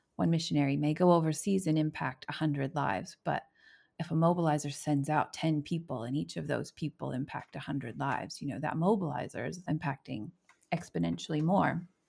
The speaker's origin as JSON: {"language": "English", "country": "United States", "also_born_or_lived": "Indianapolis, Indiana", "moved": "as an adult", "lives_now": "New Zealand", "said": "my own context as an American"}